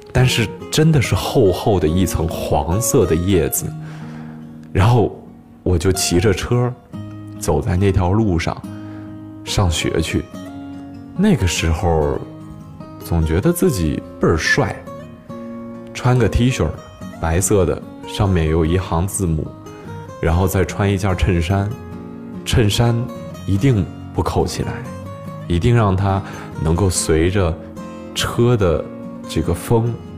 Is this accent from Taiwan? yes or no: no; Changzhi, Shanxi, China; moved away as an adult; now in Beijing, China; 我小的时候是生活在一个小城市里边，呃，这个城市呢叫做长治